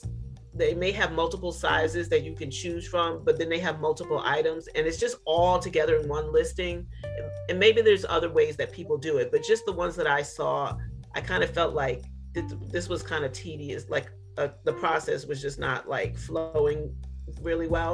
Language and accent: English; New York City, New York, United States; now in Bowie, Maryland, United States; We're originally from Brooklyn, New York, born and raised